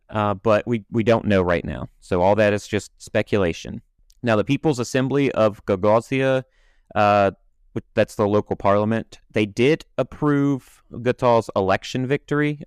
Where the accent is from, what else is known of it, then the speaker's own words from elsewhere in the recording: United States; I'm an American